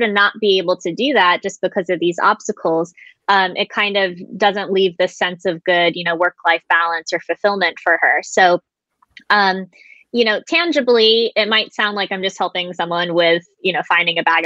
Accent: Florida, United States; moved away as an adult; now in Japan; I was raised primarily in Florida, but I visited Japan every single summer. And I essentially went back and forth during my grade school years

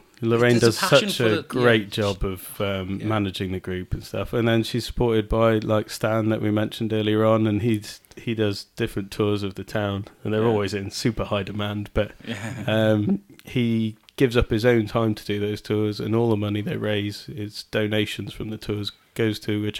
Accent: Shrewsbury, West Midlands, United Kingdom; also born or lived in New Zealand; Well, I was born in Shrewsbury. But I don't think I could ever move away from Shrewsbury again. But I, as a child, I lived. We moved to New Zealand for 2.5 years.

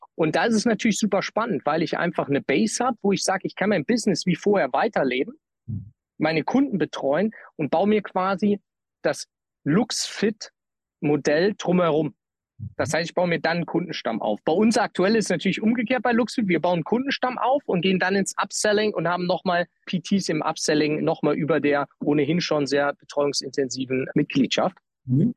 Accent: Trier, Rhineland-Palatinate, Germany; also born or lived in San Francisco; in Nähe meiner Heimatstadt Trier

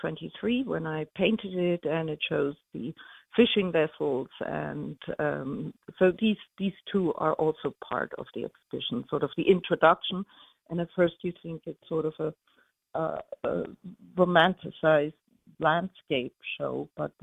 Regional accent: Munich, Bavaria, Germany; moved away as an adult; also born or lived in New York; now in Sag Harbor, United States; I was born and raised in Munich and a lot in the countryside in Bavaria

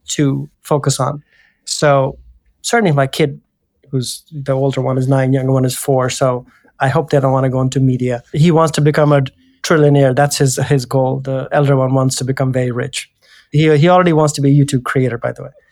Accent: India; moved away; I come from India

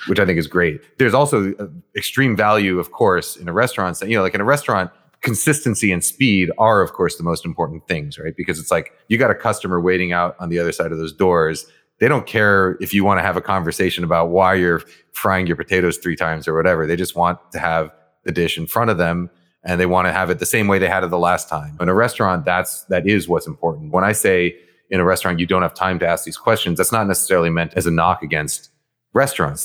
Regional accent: New York, United States; first language Japanese; English is a second language; we lived in an apartment building in, in New York, Morningside Heights

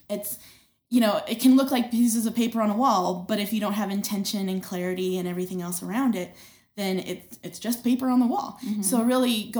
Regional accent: North Dakota, United States; now in Billings, United States; I grew up in North Dakota

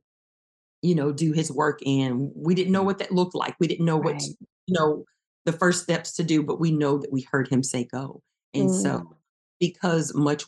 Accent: East Chicago, Indiana, United States; moved away as an adult; now in Texas, United States; we're originally both from Indiana. We went to East Chicago Central High School

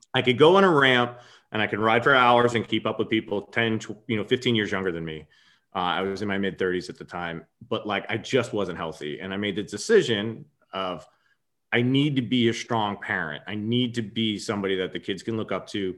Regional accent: Long Island, New York, United States; I'm a native New Yorker. I grew up in Long Island

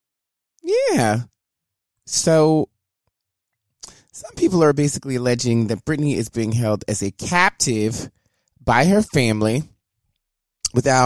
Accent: the South, United States; I'm from the South

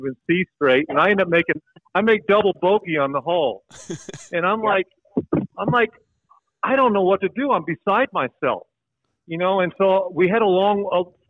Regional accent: Oklahoma, United States; we're all from Oklahoma.

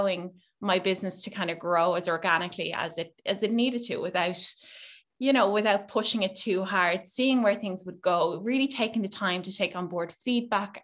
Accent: Netherlands; now in Ireland; I grew up in Holland mostly.

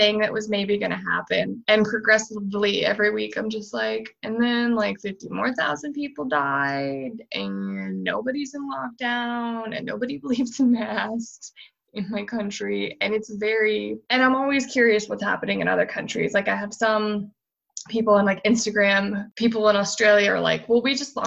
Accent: United States; moved away; My home state is still on fire

